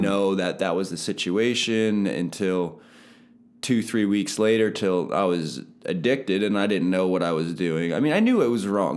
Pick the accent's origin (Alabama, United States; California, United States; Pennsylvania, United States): Pennsylvania, United States; Palmyra; also born or lived in Lebanon, Pennsylvania; born in Lebanon, but I grew up my whole life in Palmyra. I went to Palmyra School District